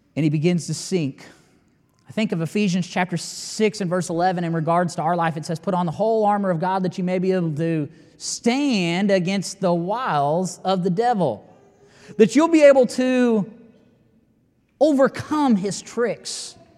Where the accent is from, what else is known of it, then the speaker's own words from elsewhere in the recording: United States; I'm an American as well